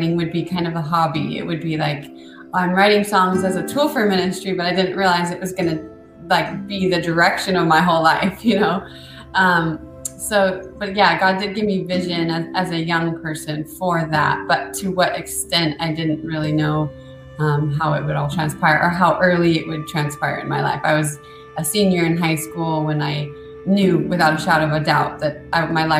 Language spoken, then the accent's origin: English; Washington, United States; I am from Washington State in the United States, so on the very west coast by the Pacific Ocean. So my dad was an onion farmer, which is kind of a unique aspect of my childhood